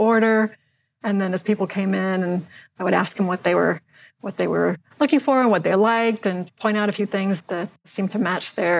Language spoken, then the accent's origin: English; Northern Virginia, United States; also born or lived in Washington, D.C.; I was born in Washington, D.C., and grew up in the Northern Virginia area